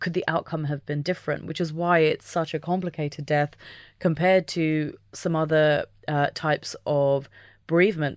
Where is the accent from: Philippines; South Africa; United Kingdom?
United Kingdom; being British